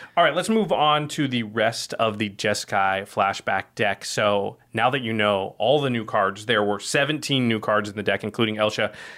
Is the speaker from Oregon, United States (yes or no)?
yes; Oregon, United States; now in Los Angeles, United States; I'm from Oregon, and I'm sick of rain from having grown up there